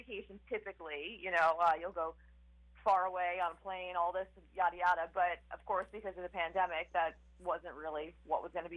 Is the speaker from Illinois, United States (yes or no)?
no; Babylon, New York, United States; I'm from Babylon, for instance, so obviously I know Babylon Village